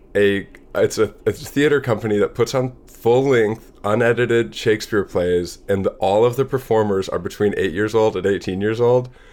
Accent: Madison, Wisconsin, United States; born or raised there; also born or lived in Seattle, Washington

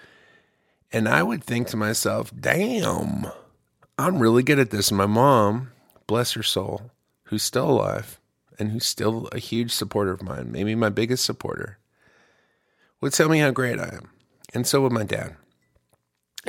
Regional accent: Ypsilanti, Michigan, United States; now in Austin, United States; I'm originally from Ypsilanti, Michigan

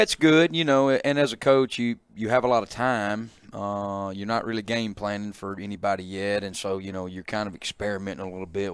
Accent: Calhoun City, Mississippi, United States; moved away as an adult; also born or lived in Tupelo, Mississippi; I grew up in Catalan City

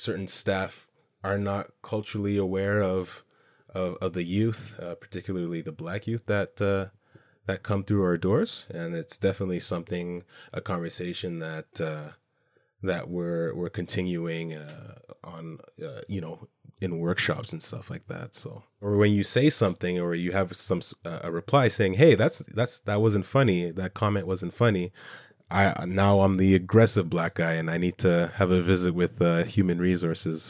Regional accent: Canada; comments of where I'm from, not being Canadian enough

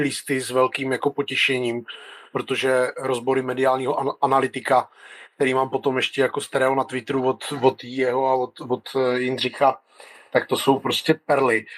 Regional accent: North Moravia, Czechia; já pocházím ze Severní Moravy

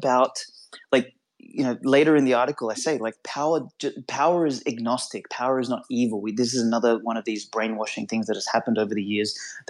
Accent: North Macedonia; moved away; I went back to Macedonia, my home country, a number of years ago

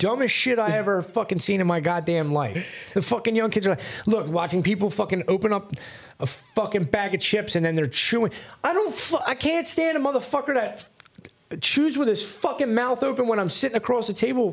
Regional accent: Philadelphia, Pennsylvania, United States; I'm from South Philly

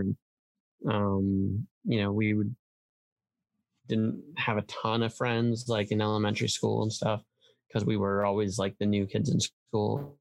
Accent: Iowa, United States; also born or lived in upstate New York; we moved to Iowa, um, and so I grew up in the Midwest. Went to high school and um, and undergrad in in uni- at uh, the University of Iowa

